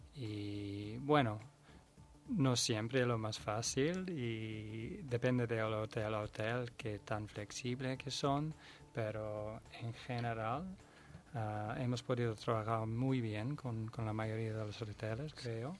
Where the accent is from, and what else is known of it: Netherlands; Spanish is a second language; now in Spain